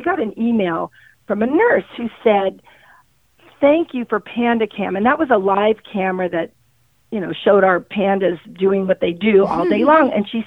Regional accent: San Diego, California, United States; I grew up in San Diego and we lived on a canyon

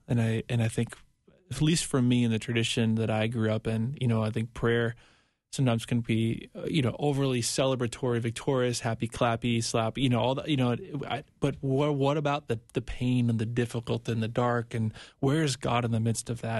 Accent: Minnesota, United States; I'm from Minnesota

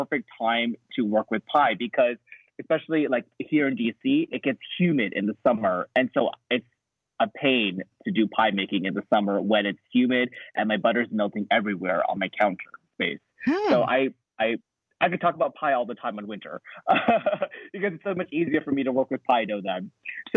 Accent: United States; I'm an American

